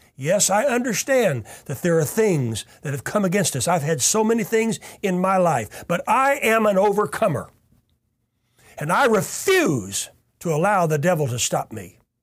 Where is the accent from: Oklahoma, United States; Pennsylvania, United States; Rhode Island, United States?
Oklahoma, United States; Tulsa; I was born right here in Tulsa, Oklahoma